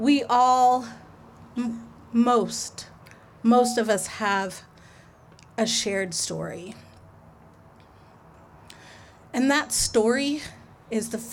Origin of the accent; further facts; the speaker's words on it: Homedale, Idaho, United States; I was raised in Homedale